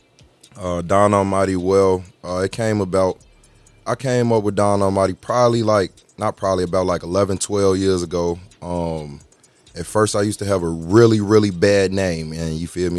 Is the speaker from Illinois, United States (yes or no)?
yes; Chicago, Illinois, United States; I'm from Chicago, from Al west